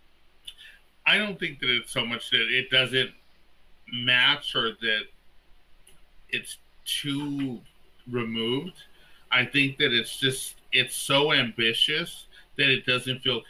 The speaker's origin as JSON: {"language": "English", "town": "Los Angeles", "region": "California", "country": "United States", "tie": "born or raised there", "said": "I grew up in East"}